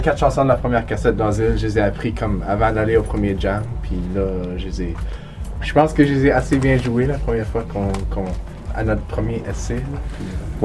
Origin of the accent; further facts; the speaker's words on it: Ottawa, Ontario, Canada; moi je viens d'Ottawa, mais je viens de la banlieue